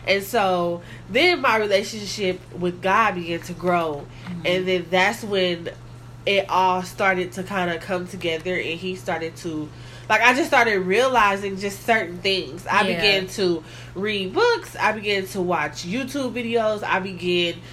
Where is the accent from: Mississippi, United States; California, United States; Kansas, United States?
Kansas, United States; Kansas City; I am from Kansas City, Kansas